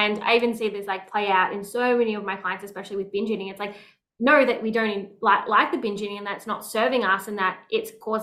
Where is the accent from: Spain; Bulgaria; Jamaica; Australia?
Australia; Melbourne, Victoria; I grew up in Melbourne